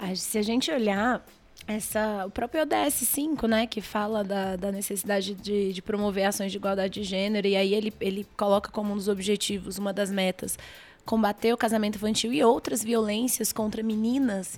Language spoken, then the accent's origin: Portuguese; Brasília, Federal District, Brazil; eu moro em Brasília, nasci em Brasília, trabalho em Brasília